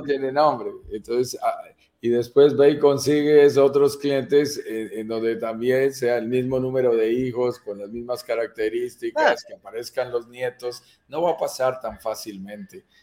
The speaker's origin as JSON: {"language": "Spanish", "country": "Colombia", "said": "mi propio país"}